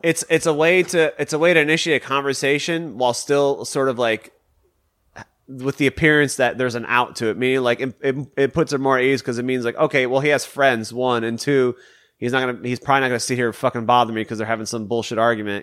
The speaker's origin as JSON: {"language": "English", "town": "Detroit", "region": "Michigan", "country": "United States", "said": "I'm from Michigan, so I'm from the Detroit area"}